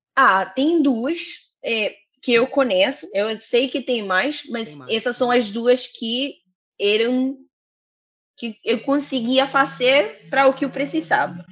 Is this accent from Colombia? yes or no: yes; Colombia; Portuguese is a second language; moved away as an adult; now in Rio de Janeiro, Brazil; eu sou colombiana